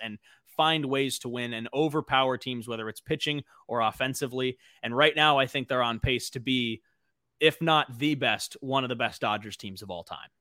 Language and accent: English; Los Angeles, California, United States; also born or lived in Arizona; born and raised in L A, I'm from the San Fernando Valley